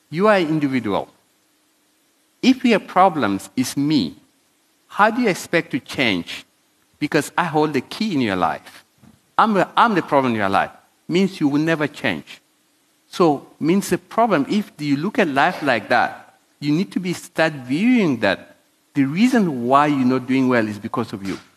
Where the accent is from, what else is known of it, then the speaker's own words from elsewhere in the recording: South Africa; I'm an African in African. I'm South African. I have documentation like everybody else.